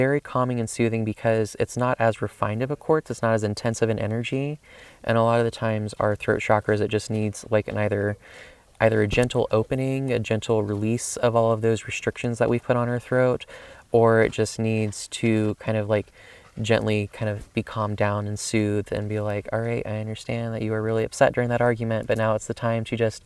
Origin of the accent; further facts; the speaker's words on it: the South, United States; I grew up in the South